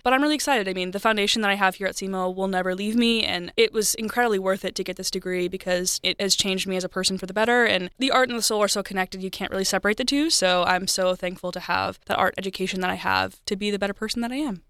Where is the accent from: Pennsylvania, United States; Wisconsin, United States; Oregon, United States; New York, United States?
Wisconsin, United States; moved away as an adult; also born or lived in Missouri; now in Cape Girardeau, United States; I am from Wisconsin originally, but I've been loving my time down in here in Missouri